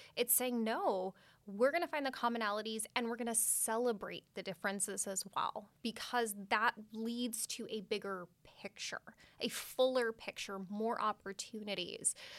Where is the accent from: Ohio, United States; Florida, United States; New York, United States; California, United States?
California, United States; Redwood City; I grew up, was born and raised in Redwood City